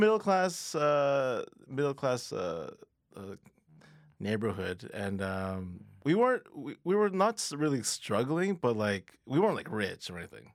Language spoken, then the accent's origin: English; Mississauga, Ontario, Canada; also born or lived in Toronto; I was born in Toronto, but I grew up in Mississauga